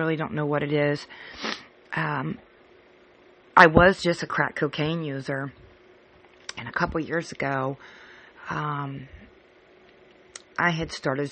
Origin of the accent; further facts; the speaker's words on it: California, United States; moved away as an adult; now in Cincinnati, United States; I moved from California, which I was born and raised, to Cincinnati, Ohio